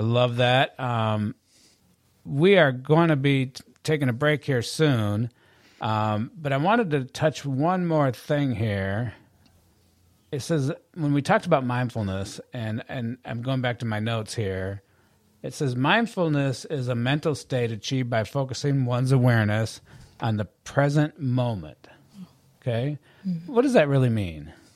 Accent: Michigan, United States; moved away as an adult; I'm from Michigan

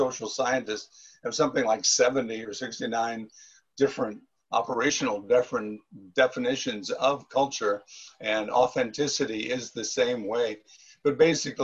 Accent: St. Louis, Missouri, United States; my hometown of St. Louis

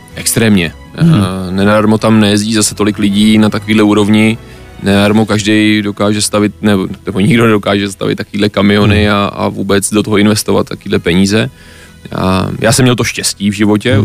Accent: Czechia; já furt jsem Čech, jsem hrdý Čech a mm. chci zůstat v České republice

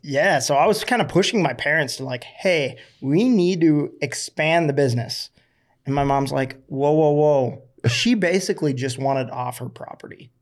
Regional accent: Florida, United States

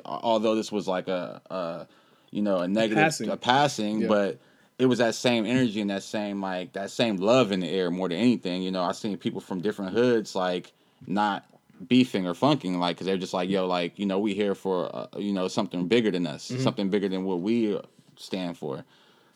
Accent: Inglewood, California, United States; I'm not from Inglewood families, but I'm from Inglewood

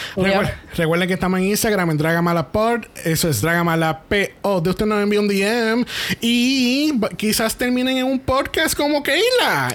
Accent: Puerto Rico; nosotros que somos boricua

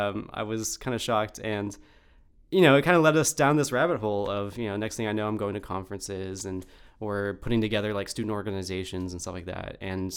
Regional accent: Austin, Texas, United States; I'm a physics graduate student, and I'm from Austin, Texas.

